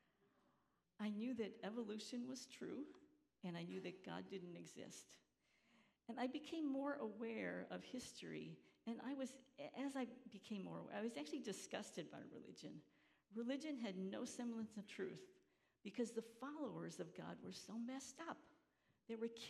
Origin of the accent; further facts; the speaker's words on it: Chicago, Illinois, United States; moved away as an adult; also born or lived in Emsdetten, Germany / Georgia / Battle Creek, Michigan; growing up in Chicago, in this working-class neighborhood